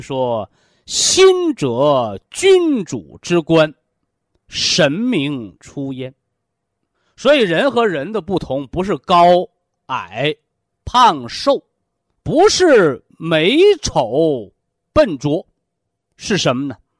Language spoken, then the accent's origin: Chinese; China; 我们是中国人，啊，我们是炎黄子孙